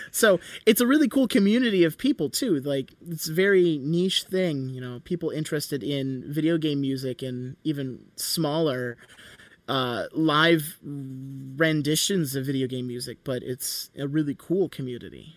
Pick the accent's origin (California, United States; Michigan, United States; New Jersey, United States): Michigan, United States; I'm from Michigan